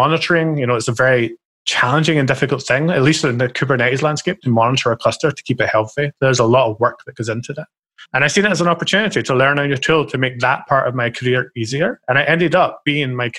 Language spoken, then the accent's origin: English; Scotland, United Kingdom; I'm a stereotypical Scottish person